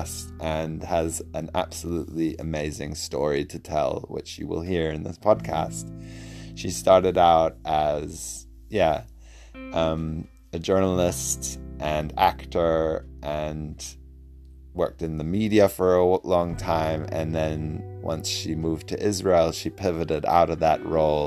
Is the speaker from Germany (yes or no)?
yes; Germany; now in New Zealand; I grew up in Germany